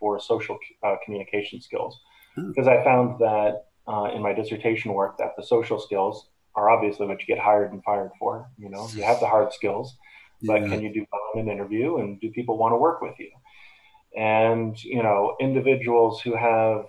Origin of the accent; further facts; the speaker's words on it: Boston, Massachusetts, United States; also born or lived in Chicago; I got a job over at Spalding Rehab in Boston, where I grew up in the Boston area